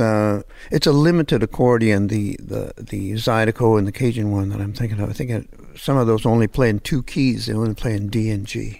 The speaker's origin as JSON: {"language": "English", "town": "Hamilton", "region": "Ontario", "country": "Canada", "tie": "born or raised there", "also_born_or_lived": "Los Angeles, United States / Toronto, Canada", "moved": "yes", "said": "I'm French Canadian, but I grew up in Hamilton, which is near Toronto"}